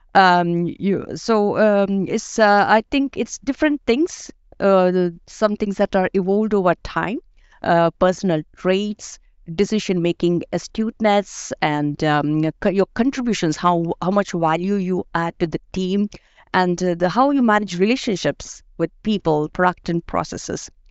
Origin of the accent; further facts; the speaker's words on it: India; moved away as an adult; now in Denmark; I'm from India